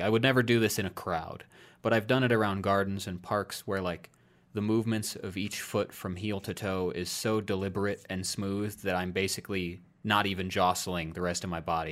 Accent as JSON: {"language": "English", "region": "Iowa", "country": "United States", "tie": "born or raised there", "moved": "yes", "said": "I moved out of my home state of Iowa"}